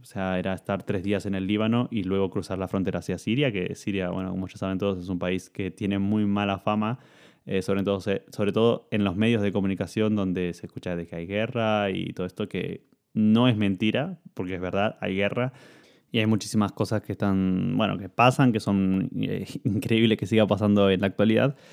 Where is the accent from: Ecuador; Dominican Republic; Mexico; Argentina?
Argentina; moved away as an adult; also born or lived in Italy; yo cuando me fui de Argentina y llegué a Italia